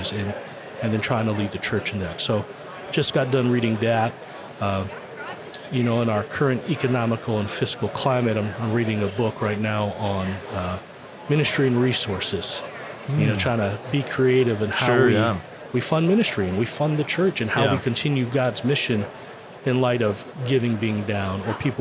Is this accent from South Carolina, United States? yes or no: no; Hawaii, United States; I'm from Hawaii.